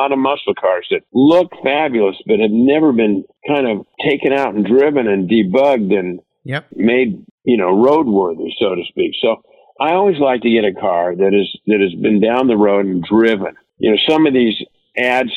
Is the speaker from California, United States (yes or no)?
yes; Los Angeles, California, United States; born and raised in Southern California, went to Los Angeles High School right in the center of LA.